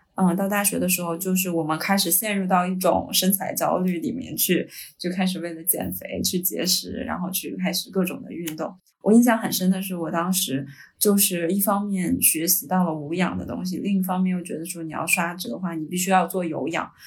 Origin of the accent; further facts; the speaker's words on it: Hebei, China; 因为我是河北人，我们那个学校就有点类似于衡水中学